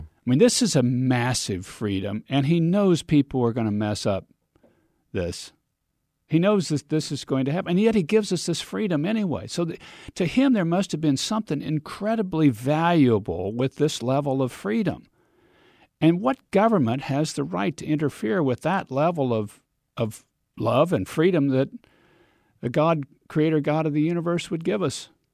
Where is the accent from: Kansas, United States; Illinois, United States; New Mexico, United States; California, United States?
Kansas, United States; We're both from Kansas